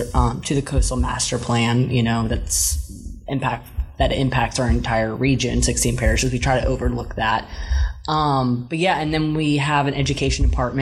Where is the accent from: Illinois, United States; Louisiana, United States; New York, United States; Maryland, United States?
Louisiana, United States; New Orleans; I'm born and raised in New Orleans.